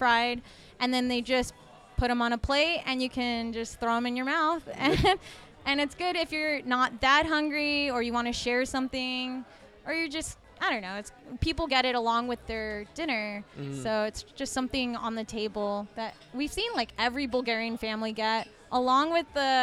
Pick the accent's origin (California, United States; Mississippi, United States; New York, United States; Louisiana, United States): California, United States; moved away; I've never lived in the snow. Basically, I'm from California